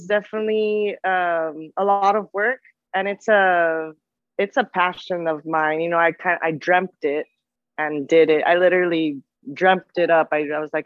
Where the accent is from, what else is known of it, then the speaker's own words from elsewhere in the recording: McAllen, Texas, United States; moved away as an adult; I came from South Texas and I'm from McAllen, Texas, 956